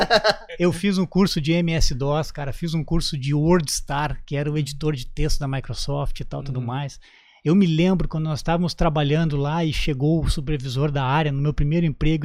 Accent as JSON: {"language": "Portuguese", "town": "Canoas", "region": "Rio Grande do Sul", "country": "Brazil", "tie": "born or raised there", "also_born_or_lived": "Porto Alegre", "moved": "as an adult", "lives_now": "Santa Catarina, Brazil", "said": "Tudo isso no Rio Grande do Sul, na minha terra natal. Eu sou natural de Canoas"}